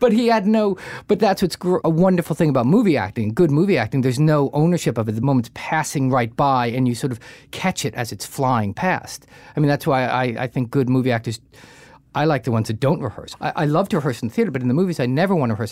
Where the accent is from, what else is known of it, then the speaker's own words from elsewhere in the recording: New Jersey, United States; I grew up in Jersey, we went down the Jersey Shore